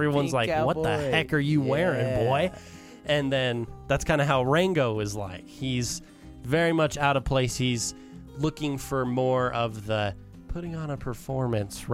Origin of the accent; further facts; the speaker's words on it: Utah, United States; I grew up in Utah